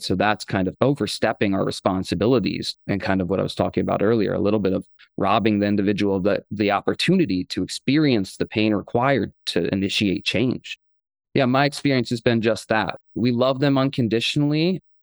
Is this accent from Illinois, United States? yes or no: no; Akron, Ohio, United States; I grew up in Akron, Ohio